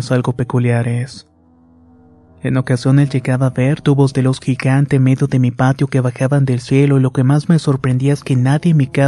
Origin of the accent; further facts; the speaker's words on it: Mexico City, Mexico; tengo que decir que soy originario de la Ciudad de México